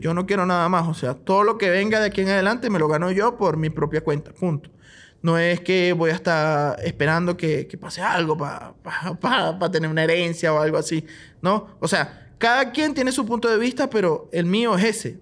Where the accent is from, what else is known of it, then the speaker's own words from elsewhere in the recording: Barquisimeto, Lara, Venezuela; moved away as an adult; also born or lived in Maracaibo, Venezuela; now in Bolivia; yo soy de Barquisimeto, Estado Lara